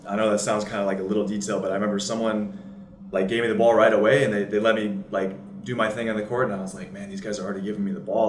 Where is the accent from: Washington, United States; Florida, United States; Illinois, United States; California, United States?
Washington, United States; Seattle; moved away as an adult; also born or lived in Vancouver, Canada; I was born in Seattle, Washington.